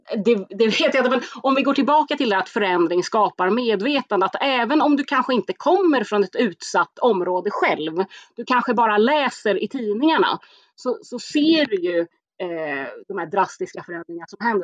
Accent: Stockholm, Stockholm County, Sweden; jag är ju själv från Spånga, Tensta, eh, så jag är uppväxt med ett väldigt invandrartätt område

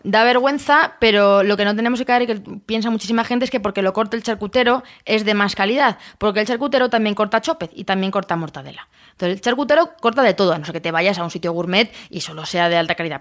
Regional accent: Castilla-La Mancha, Spain; de mi tierra, que soy manchega

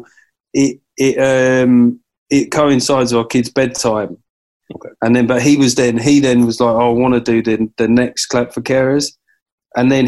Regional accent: London, United Kingdom; moved away; because I come from South London, so fried chicken is obviously a big part of the cuisine.

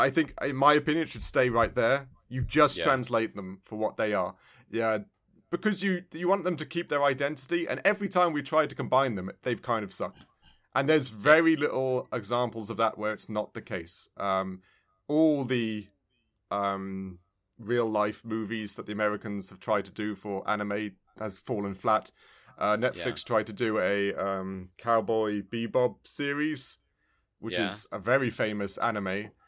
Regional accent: England, United Kingdom; I think it must have a way how I view things because I was brought up in England.

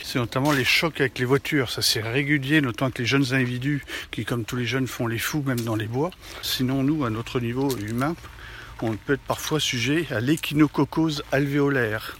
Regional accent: France; on est français

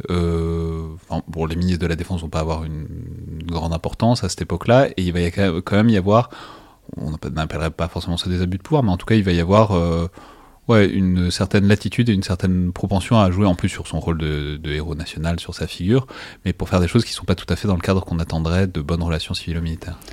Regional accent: France; accent: French; mon horrible accent français

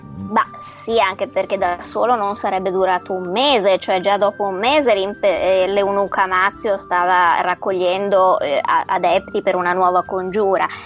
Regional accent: Venice, Veneto, Italy; sono veneziana

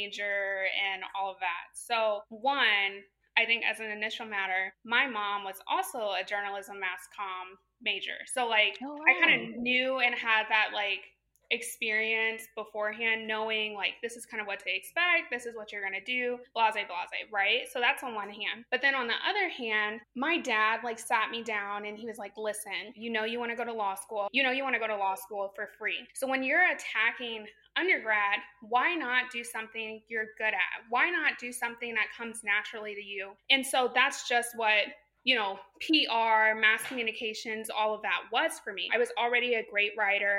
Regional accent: Champaign, Illinois, United States; moved away as an adult; also born or lived in North Carolina / St. Louis, Missouri; I was born and raised in Champaign, Illinois.

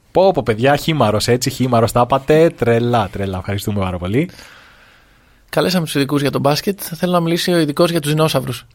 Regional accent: Greece; σαν Έλληνες

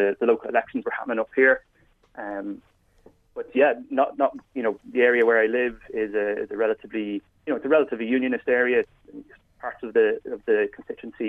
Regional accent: Ireland; now in Northern Ireland; me as a southerner living up here

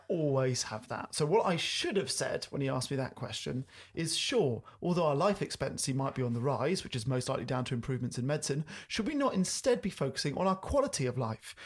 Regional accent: United Kingdom; me being British

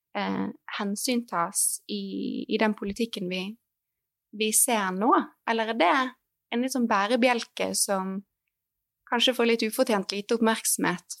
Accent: Norway; som nordmenn

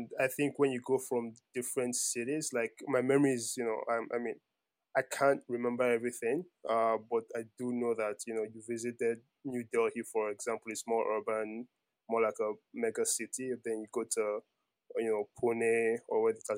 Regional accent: Nigeria; I was born in Nigeria

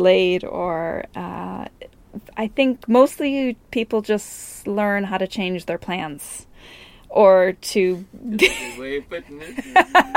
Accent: Wisconsin, United States; moved away as an adult; now in Inisheer, Ireland; I'm a blow-in. I'm from Wisconsin originally, the States

